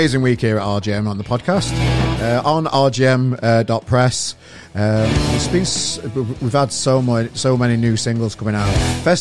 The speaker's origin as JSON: {"language": "English", "town": "Sheffield", "region": "Yorkshire and the Humber", "country": "United Kingdom", "tie": "born or raised there", "moved": "yes", "said": "I'm from Sheffield originally myself. I don't live there now"}